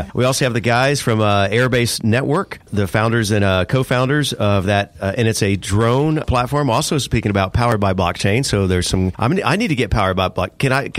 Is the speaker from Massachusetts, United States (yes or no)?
no; Miami, Florida, United States; also born or lived in Tallahassee, Florida; And also originally from Miami